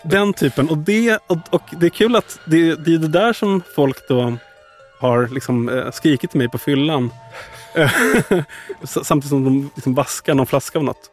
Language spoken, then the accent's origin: Swedish; Värmdö, Stockholm County, Sweden; till eh, Värmdö då, där jag är uppvuxen